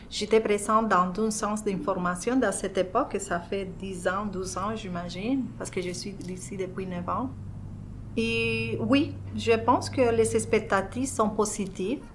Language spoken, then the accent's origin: French; Colombia; French is a second language; moved away as an adult; now in Verdun, Canada; je suis colombienne.